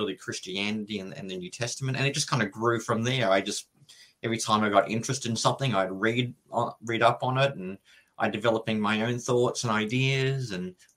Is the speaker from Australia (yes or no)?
yes; Brisbane, Queensland, Australia; But I grew up in Brisbane. It's a major city on the East Coast.